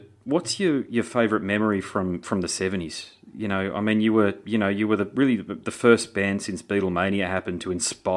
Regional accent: Australia; I'm Australian, but you know, if you go back, my heritage is Scottish.

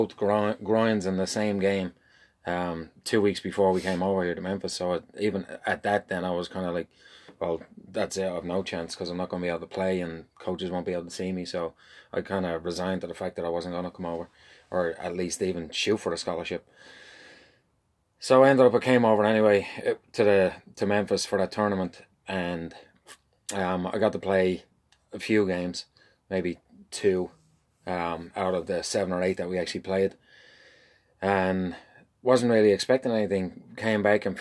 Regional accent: Dublin, Leinster, Ireland; moved away as an adult; now in St. Louis, United States; born and raised in Dublin

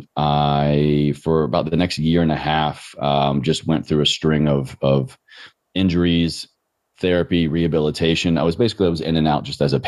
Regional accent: Roanoke, Virginia, United States; moved away as an adult; also born or lived in Richmond, Virginia; growing up in Roanoke, Virginia, I just never knew what it meant to not move

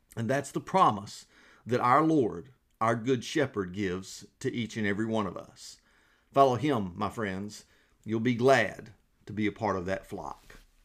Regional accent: Georgia, United States; now in South Carolina, United States; we are from Georgia

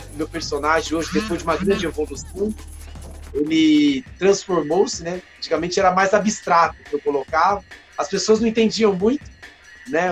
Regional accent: Taboão da Serra, São Paulo, Brazil; also born or lived in Paraná; Eu vim para cá, para Taboão da Serra, é, a meados de 1975, seis meses de vida, né? Morando sempre em Taboão da Sé, praticamente taboonense, né? Mas eu sou do Paraná

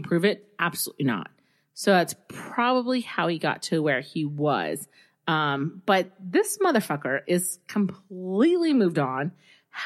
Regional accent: South Texas, United States; moved away; also born or lived in Southern California; I grew up in the South, South Texas, which is very different from South Carolina

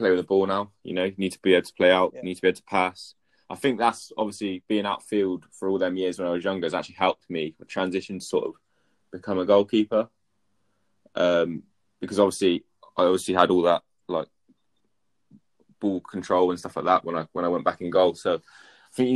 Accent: Swindon, South West England, United Kingdom; I'm from Swindon as well

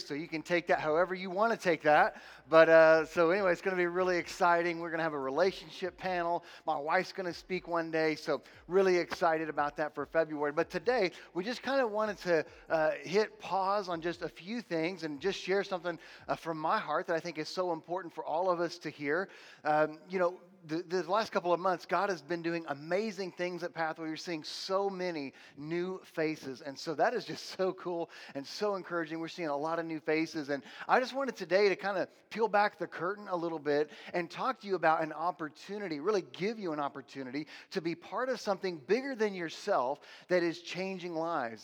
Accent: United States; I'm an American.

